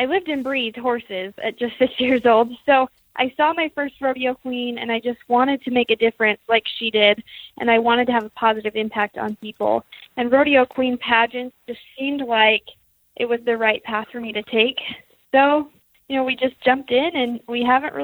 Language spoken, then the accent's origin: English; Idaho, United States; I grew up on the pretty much between where the North and the South Fork meet in a little town called Manette, Idaho